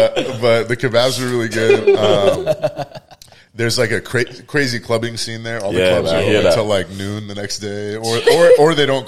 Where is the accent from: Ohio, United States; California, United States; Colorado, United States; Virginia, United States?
California, United States; Vallejo; also born or lived in San Francisco, United States; so I grew up kind of around the Fairfield, Vallejo area.